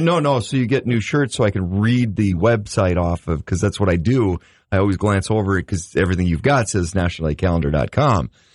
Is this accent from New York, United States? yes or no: no; Grand Forks, North Dakota, United States; growing up in Grand Forks